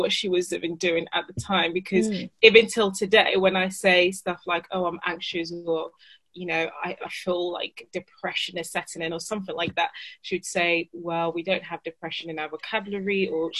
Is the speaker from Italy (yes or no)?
yes; Italy; also born or lived in Ghana; now in United Kingdom; So yeah, 18, had moved between cultures. So I was living in Ghana, then moved to Italy. But my notion was that, you know, I was Italian because I was born in Italy. Mm-hmm. And, you know, most of my teenage years were spent in Italy.